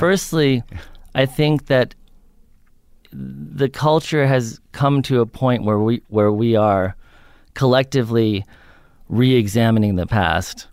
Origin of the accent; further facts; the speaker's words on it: New York, United States; I grew up in New York on the Upper West Side